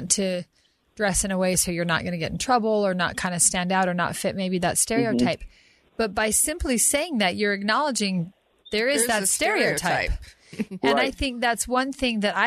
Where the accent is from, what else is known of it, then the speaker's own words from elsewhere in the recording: Utah, United States; I am a Caucasian woman born and bred in Utah